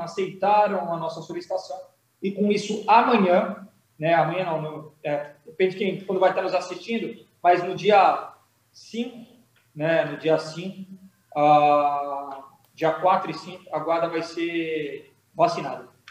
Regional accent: Santos, São Paulo, Brazil; E eu sou de Santos

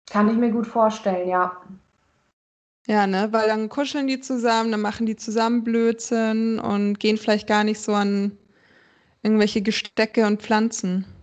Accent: Frankfurt, Hesse, Germany; also ich komme ja aus Frankfurt, ich habe noch ein Zimmer in Wiesbaden, weil meine Arbeitsstelle da ist.

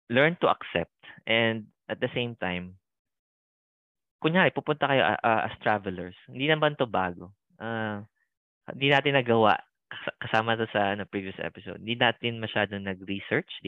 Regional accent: Philippines; moved away as an adult; now in Sydney, Australia; alam nilang Pinoy ako kasi tinagalog ako.

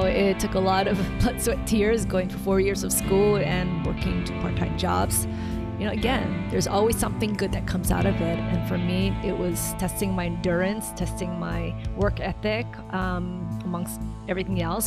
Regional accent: Hilo, Hawaii, United States; also born or lived in Tokyo, Japan; I was, uh, born in Tokyo, Japan, and raised in Hilo

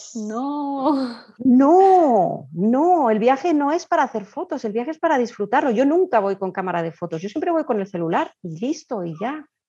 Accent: Spain; also born or lived in Colombia; pero de pequeñita me fui a vivir a España

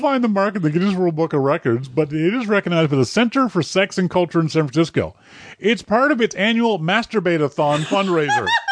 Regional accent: Halifax, Nova Scotia, Canada; my hometown, Halifax, Nova Scotia

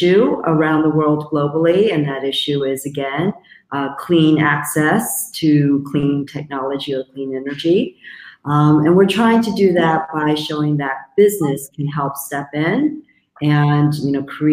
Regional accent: South Korea; moved away; Originally, I'm from South Korea, and for me personally, it's been a full circle journey. So I did grow up without access to electricity

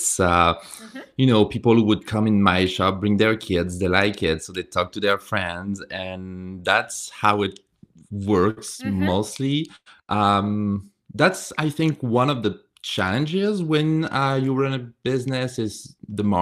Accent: France; moved away; I have a strong accent. I'm coming from France

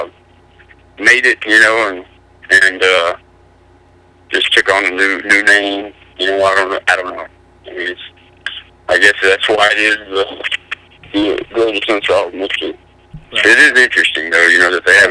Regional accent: New Mexico, United States; I'm from New Mexico, about an hour south of Roswell.

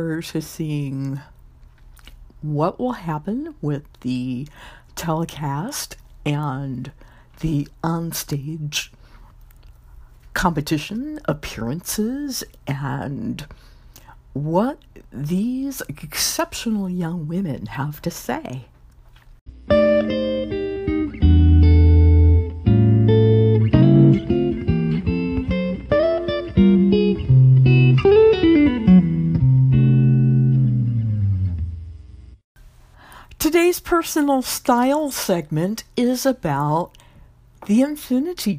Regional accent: Louisiana, United States; Miss Louisiana, my home state

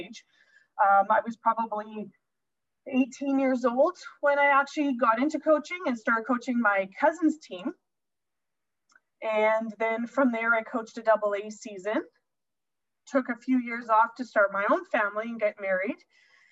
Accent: St. Pierre-Jolys, Manitoba, Canada; I grew up playing ringette in St. Pierre

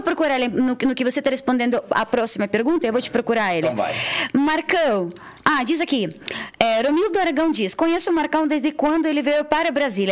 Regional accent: Odesa, Odesa Oblast, Ukraine; Portuguese is a second language; now in Brazil; eu sou da, de Odessa

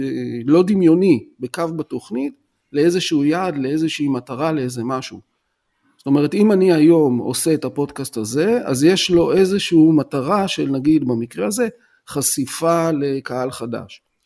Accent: Tel Aviv, Tel Aviv District, Israel; now in Rishon LeZion, Israel; מתגורר בראשון לציון, אבל אני טוען שאני תל אביבי בנשמה, כי נולדתי בתל אביב

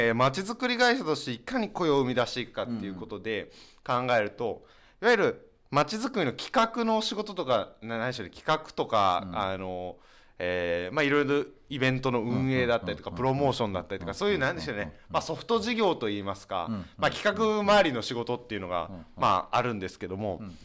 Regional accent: Yosano, Kyoto, Japan; 私はこの与謝野町にこう生まれ育って

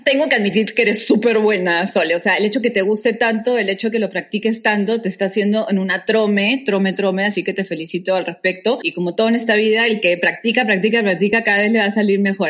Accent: Peru; moved away as an adult; also born or lived in Canada; cuando yo salí del colegio, eh, lamentablemente el Perú se encontraba

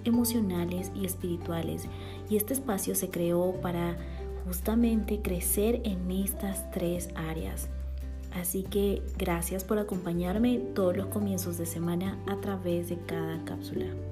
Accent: Bolivia; now in Guatemala; boliviana por amor y nacimiento y guatemalteca también por amor y residencia

